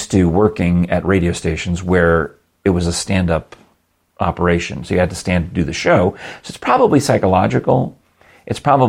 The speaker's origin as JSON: {"language": "English", "region": "New York", "country": "United States", "said": "I'm from New York."}